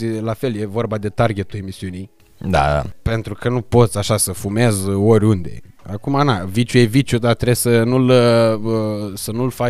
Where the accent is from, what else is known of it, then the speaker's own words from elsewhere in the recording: Iași, Iași County, Romania; now in Bucharest, Romania; Când am venit eu din Iași în București, adică exact în perioada aia când ai venit și tu din Gheorgheni în București.